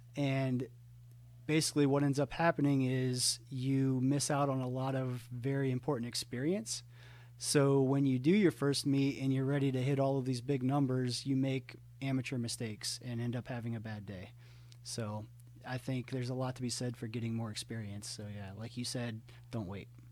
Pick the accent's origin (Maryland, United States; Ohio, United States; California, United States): Ohio, United States; moved away as an adult; now in Atlanta, United States; I grew up in Ohio, moved to Atlanta um, after I graduated college in 2007